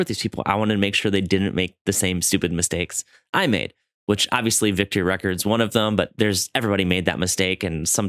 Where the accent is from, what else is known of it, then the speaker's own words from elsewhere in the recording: Madison, Wisconsin, United States; I'm from Wisconsin. We're Midwest boys